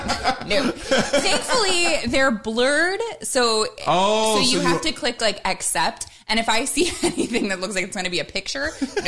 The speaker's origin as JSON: {"language": "English", "region": "Midwest", "country": "United States", "said": "I'm from the Midwest."}